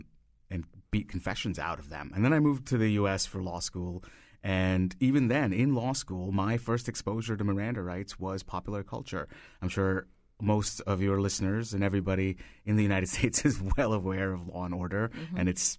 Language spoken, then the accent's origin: English; India; moved away as an adult; now in United States; So I grew up in India and I moved here 16 years ago.